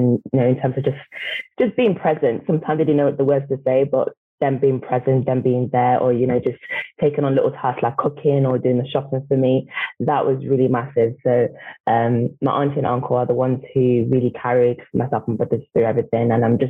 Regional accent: Manchester, North West England, United Kingdom; I am 24 years old and I'm from Manchester.

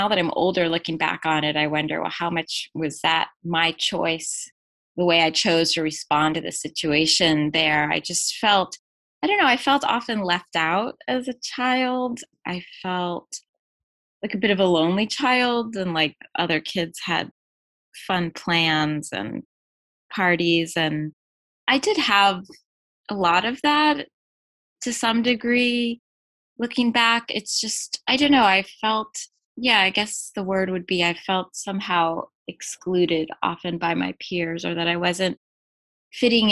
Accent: La Jolla, California, United States; also born or lived in New York City; I was born in New York City, and yes, my family moved to La Jolla, California when I was one

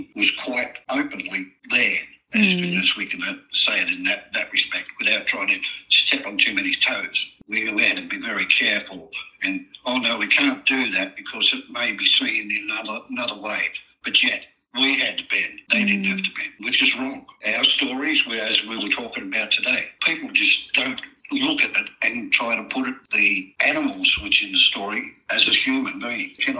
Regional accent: Sydney, New South Wales, Australia; Okay, I was born in Sydney. Paddington Hospital, as a matter of fact, and I lived in Surry Hills, if you know that area. That's right near Central Station.

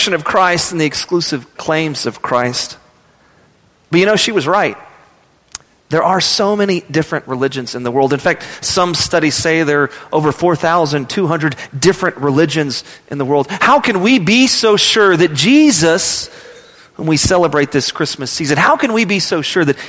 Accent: Midland, Texas, United States; I was from Midland, Texas.

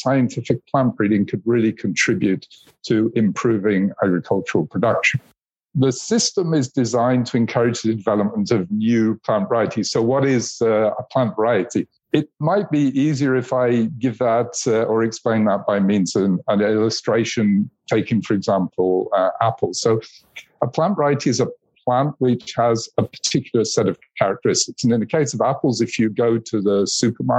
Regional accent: United Kingdom; moved away as an adult; now in Switzerland; I was born in the United Kingdom, and I now live in Switzerland, where UPOV is based

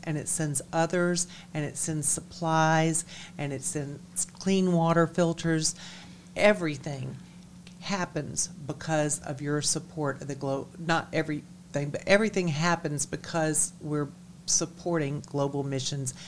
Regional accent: DeKalb County, Georgia, United States; also born or lived in Virgin Islands / Hilton Head, South Carolina; I'm from DeKalb County

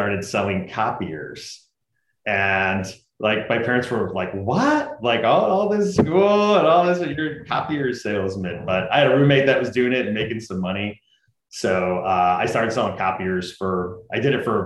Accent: Utica, New York, United States; I grew up in Utica, New York, like right in the middle of New York State

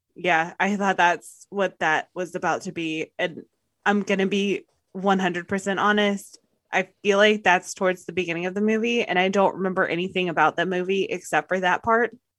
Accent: the South, United States; I am from the South

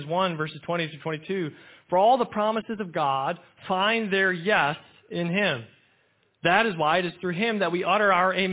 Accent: United States

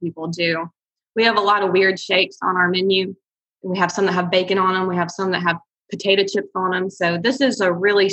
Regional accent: Huntsville, Alabama, United States; I'm actually from Huntsville

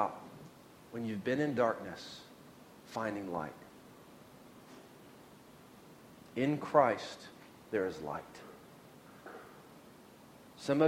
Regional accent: Oklahoma, United States; moved away; when I was a kid, I grew up in Oklahoma

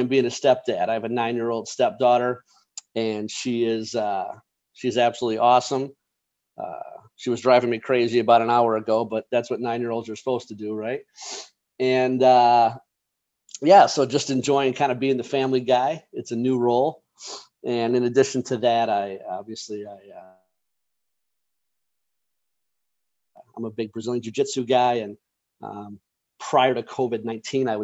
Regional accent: Chicago, Illinois, United States; I grew up just outside of Chicago in the suburbs

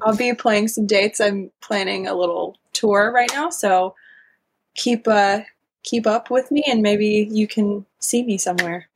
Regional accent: the South, United States; I'm from the South too, so it kind of comes out a little country

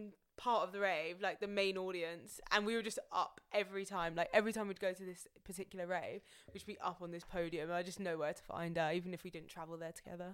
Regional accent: Bristol, South West England, United Kingdom; Yeah, I'm actually from Bristol.

